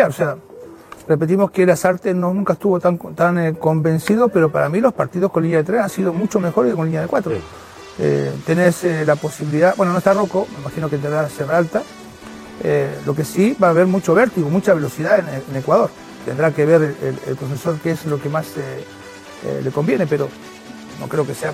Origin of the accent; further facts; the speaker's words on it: Chile; yo soy chileno.